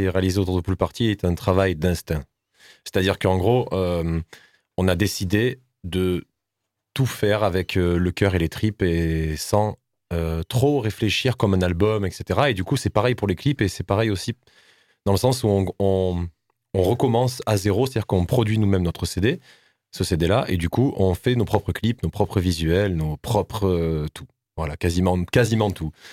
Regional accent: Nîmes, Occitania, France; on est un groupe bon, du Sud, tout le monde le sait, nous sommes de Nîmes

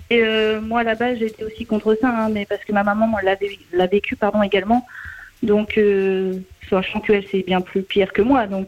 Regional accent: Normandy, France; born or raised there; moved away as an adult

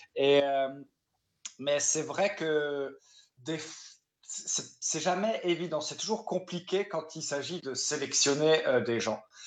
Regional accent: Saint-Louis, Grand Est, France; now in Strasbourg, France; j'avais commencé le théâtre dans, dans, ma ville natale à Saint-Louis, en Alsace, quand j'avais 9 ans

